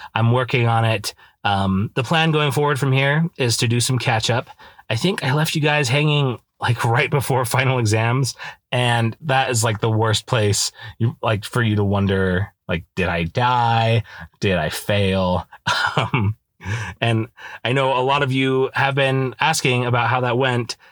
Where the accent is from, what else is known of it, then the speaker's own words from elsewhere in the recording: Idaho, United States; moved away as an adult; now in Utah, United States; I grew up in Idaho